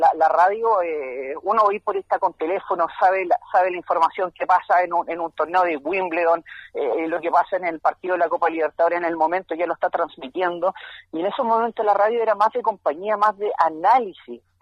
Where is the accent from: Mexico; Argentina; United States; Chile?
Chile; Valdivia, Los Ríos; yo soy de Valdivia